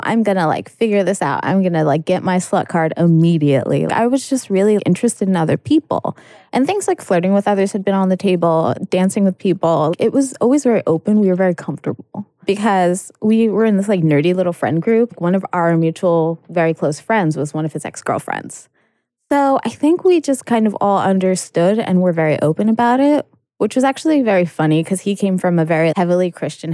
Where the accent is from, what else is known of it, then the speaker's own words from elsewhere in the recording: New York, United States; moved away; I'm from New York